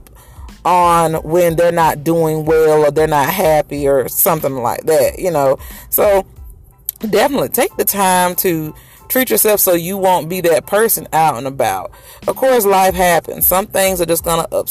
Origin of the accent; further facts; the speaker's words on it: Macon, Georgia, United States; I'm in Macon. That's my hometown, Macon, Georgia